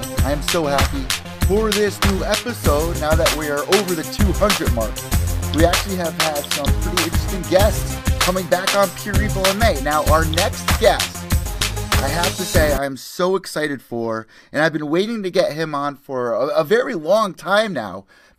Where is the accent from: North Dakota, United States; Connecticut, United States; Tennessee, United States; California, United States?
Connecticut, United States; New Haven; I'm from New Haven.